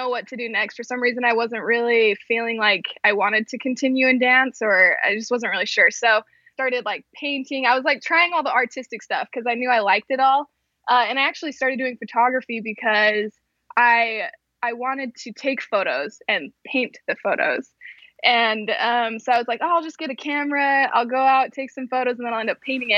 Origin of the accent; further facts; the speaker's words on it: West Mountain, Utah, United States; also born or lived in Arizona; So originally I'm from Utah, so grew up in Utah.